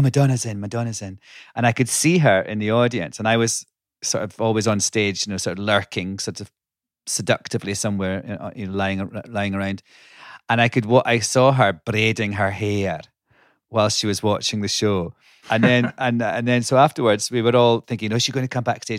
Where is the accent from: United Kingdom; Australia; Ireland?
United Kingdom; Scotland; now in United States; I grew up in Scotland